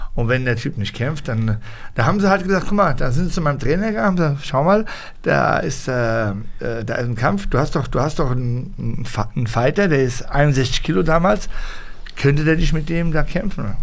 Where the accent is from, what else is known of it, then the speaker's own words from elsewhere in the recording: Hanau, Hesse, Germany; moved away as an adult; now in Morocco; ich bin in Deutschland geboren